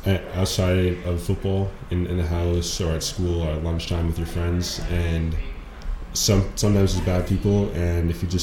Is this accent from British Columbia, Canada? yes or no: yes; Abbotsford, British Columbia, Canada; also born or lived in Aitchelitz / Sumas; I grew up in Abstrud.